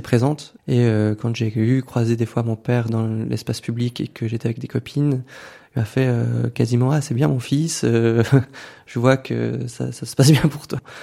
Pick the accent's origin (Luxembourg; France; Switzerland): Switzerland; Valais; J'ai grandi dans le Chablais valaisan